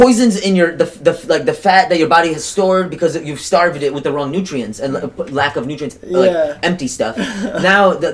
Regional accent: Kazakhstan; now in United States; I'm from Kazakhstan, current day Kazakhstan, at least where I was born.

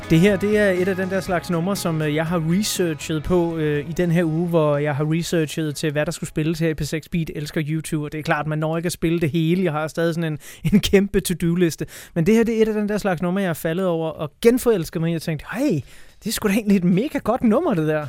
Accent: Denmark; når vi sidder her som danskere, der, der virkelig ikke har det store forhold til religion

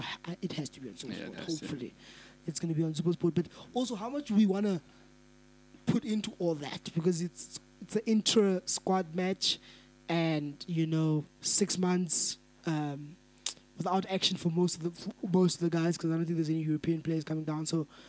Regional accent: South Africa; as a South African rugby fan

